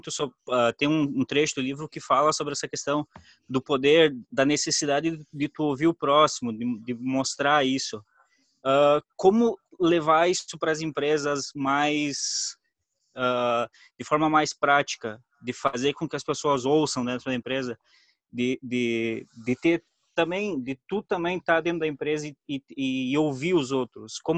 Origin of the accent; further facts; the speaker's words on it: Rio Grande do Sul, Brazil; eu sou aqui do Rio Grande do Sul